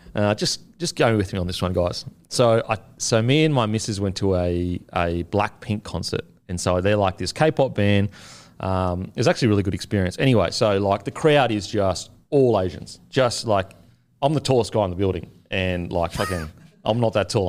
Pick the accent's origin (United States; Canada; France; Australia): Australia; Queensland; I'm a Queenslander